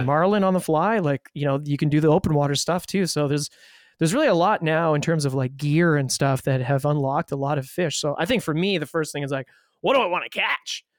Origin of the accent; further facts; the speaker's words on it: Ottawa, Ontario, Canada; now in Toronto, Canada; growing up in Ottawa